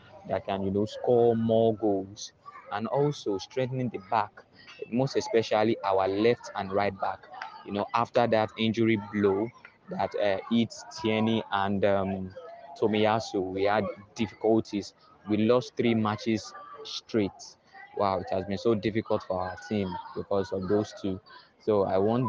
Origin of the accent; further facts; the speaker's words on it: Nigeria; I'm from Nigeria